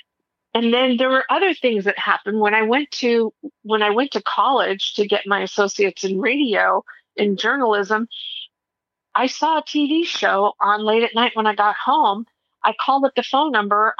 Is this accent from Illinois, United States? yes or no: no; Mesa, Arizona, United States; I grew up in Mesa